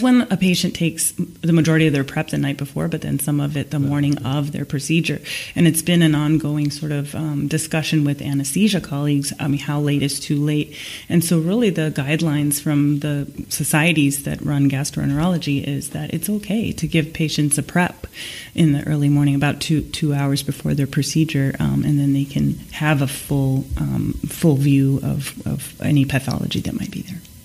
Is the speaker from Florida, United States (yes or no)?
no; Seattle, Washington, United States; hosting everybody in my hometown